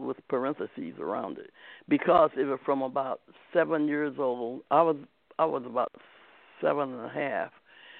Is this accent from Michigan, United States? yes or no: no; Akron, Ohio, United States; also born or lived in Wisconsin; now in San Diego, United States; I was raised in Ohio, not too far from West Virginia